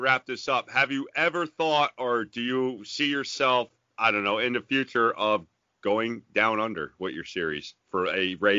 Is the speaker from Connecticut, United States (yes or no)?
no; New York, United States; you know I grew up here in New York